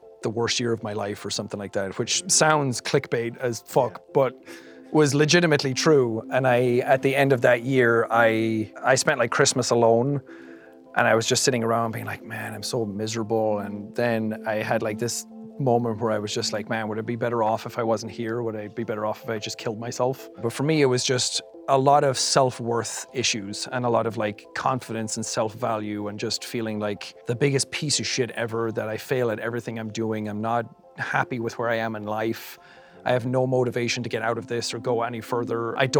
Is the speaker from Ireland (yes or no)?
yes; Ireland; accent: Irish; what's the most stereotypical Irish thing I can think of? My accent has shifted quite a bit since I started. I'm way more American sounding than I used to be.